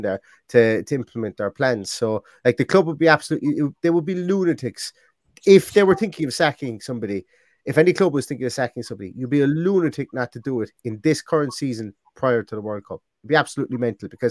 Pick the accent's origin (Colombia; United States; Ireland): Ireland; Limerick, Munster; I'm from Limerick